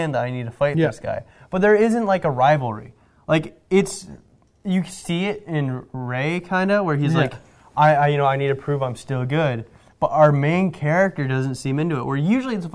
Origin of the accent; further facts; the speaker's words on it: Canada; We're Canadian.